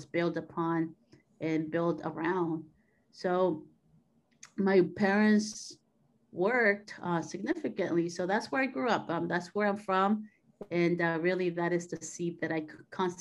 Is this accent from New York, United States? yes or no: no; San Diego, California, United States; from San Diego, Southern California. I'm a first generation Mexican-American, daughter of immigrant parents that came here and stayed in San Diego. And this is where I was born.